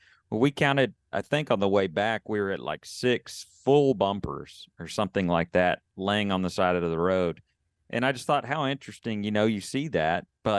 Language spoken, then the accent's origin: English; Texas, United States; to be treated the way, you know, that you would treat a California license plate in the South when I'm really from Texas.